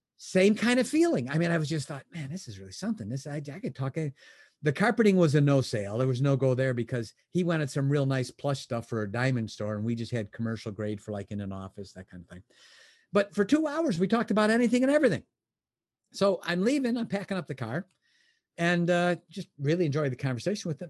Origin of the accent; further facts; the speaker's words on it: Chicago, Illinois, United States; now in Michigan, United States; I was born in Chicago. I live in Michigan now